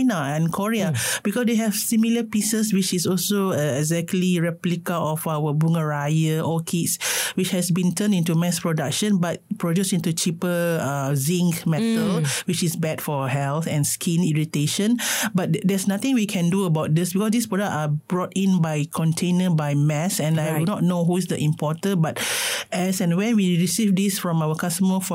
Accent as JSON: {"language": "English", "country": "Malaysia"}